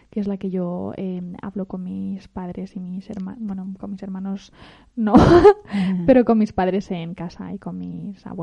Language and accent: Spanish; Spain; Yo puedo decir que soy amazigui y soy española.